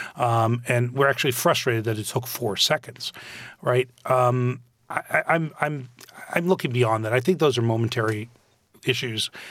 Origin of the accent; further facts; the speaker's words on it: Canada; moved away as an adult; now in United States; When I grew up in Canada